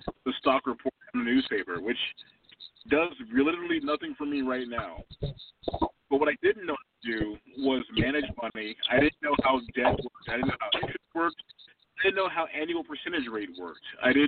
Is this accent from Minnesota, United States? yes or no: no; California, United States; growing up in California